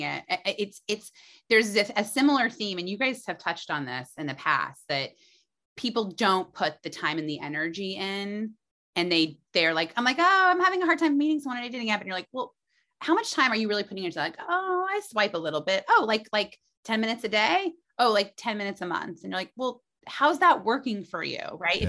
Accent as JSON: {"language": "English", "region": "Indiana", "country": "United States", "also_born_or_lived": "New York City", "moved": "as an adult", "said": "I was from Indiana."}